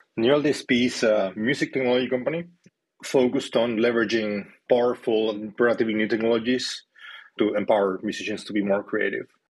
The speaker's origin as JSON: {"language": "English", "country": "Chile", "moved": "as an adult", "said": "I am from South America, from Chile. Um, so, I am an immigrant. I've been here for 13 years now."}